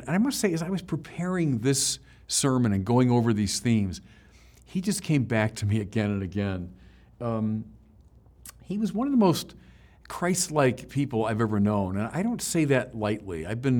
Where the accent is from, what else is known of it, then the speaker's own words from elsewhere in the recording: Chicago, Illinois, United States; now in Los Angeles, United States; You know, I came from Chicago, so I knew nothing about L.A. or very little.